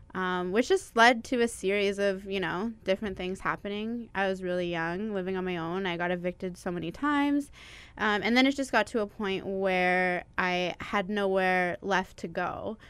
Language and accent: English; Toronto, Ontario, Canada; moved away as an adult; now in Winnipeg, Canada; Around the time I was 4 or 5, I moved out to Toronto, and I grew up there until I decided to move back here when I was 21.